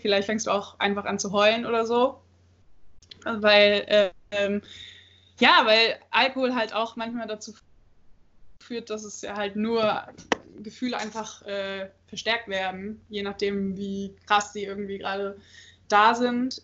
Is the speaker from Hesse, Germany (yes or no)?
no; Cologne, North Rhine-Westphalia, Germany; now in Magdeburg, Germany; ich komme eigentlich aus Köln